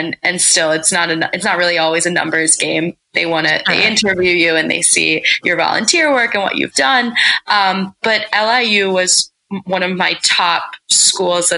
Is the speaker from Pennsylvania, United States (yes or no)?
yes; Pennsylvania, United States; moved away as an adult; also born or lived in Massachusetts / Delaware; I'm actually from Pennsylvania.